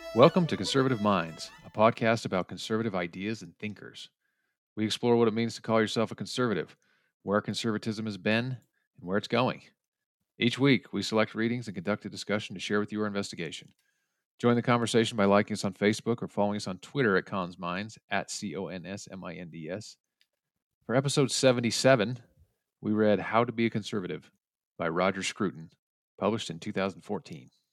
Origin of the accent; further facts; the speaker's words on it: United States; as an American